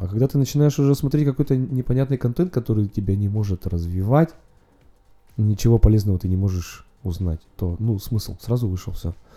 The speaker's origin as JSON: {"language": "Russian", "region": "Urals", "country": "Russia", "tie": "born or raised there", "moved": "as an adult", "lives_now": "Saint Petersburg, Russia", "said": "так как родом с Урала и в Питере относительно недавно живу, пару лет"}